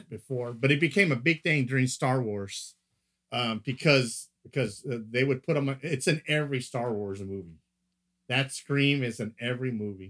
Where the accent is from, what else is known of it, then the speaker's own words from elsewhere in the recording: Corpus Christi, Texas, United States; every time I hear my hometown come up on anything